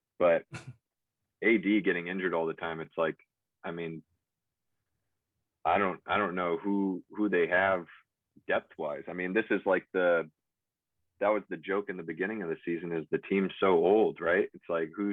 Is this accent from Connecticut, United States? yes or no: no; Bay Area, California, United States; I'm from the Bay Area, so I'm a huge Warrior fan